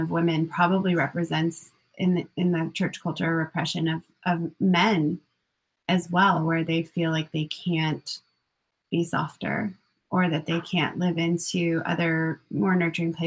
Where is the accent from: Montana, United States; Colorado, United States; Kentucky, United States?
Colorado, United States; I grew up in Colorado